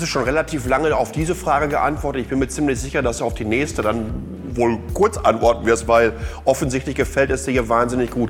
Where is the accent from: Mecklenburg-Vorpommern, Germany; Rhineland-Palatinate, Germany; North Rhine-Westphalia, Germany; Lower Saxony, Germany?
North Rhine-Westphalia, Germany; Ruhr area; moved away; ich komme ja ursprünglich aus dem Ruhrgebiet